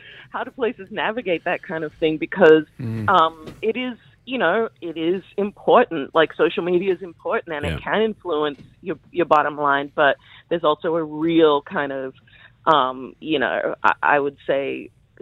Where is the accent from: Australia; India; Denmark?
Australia; moved away; also born or lived in United States / New York; I grew up in Australia but lived in the US for 24 years